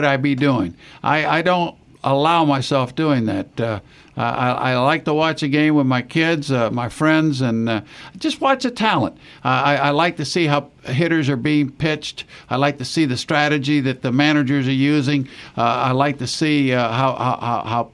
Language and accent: English; Tampa, Florida, United States; Growing up in Tampa, Florida